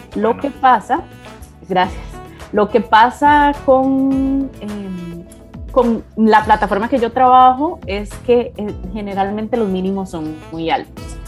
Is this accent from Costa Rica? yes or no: yes; Costa Rica; moved away as an adult; also born or lived in Puerto Rico / United States; soy costarricense, igual que todos los socios de Inverso